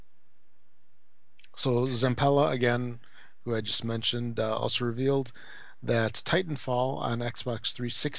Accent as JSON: {"language": "English", "country": "United States", "accent": "American", "said": "my American accent"}